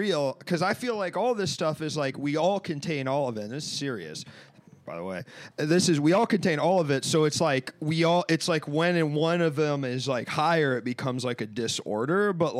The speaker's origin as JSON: {"language": "English", "town": "Washington", "region": "District of Columbia", "country": "United States", "tie": "born or raised there", "also_born_or_lived": "Ohio", "moved": "yes", "said": "Growing up in Washington D.C."}